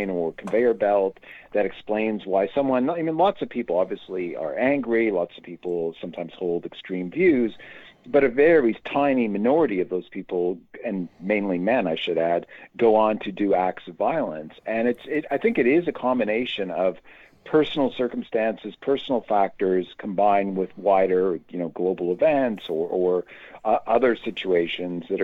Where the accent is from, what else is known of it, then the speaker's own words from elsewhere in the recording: Canada; I'm Canadian, not American